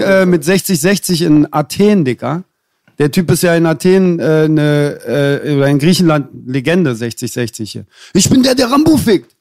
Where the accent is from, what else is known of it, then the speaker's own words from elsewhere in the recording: Berlin, Germany; ich als Berliner